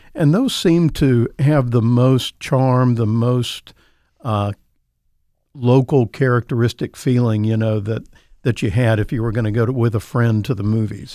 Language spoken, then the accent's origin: English; Raleigh, North Carolina, United States; I grew up on Beach Ridge Road, and I could I went to fourth grade in Myrtle Underwood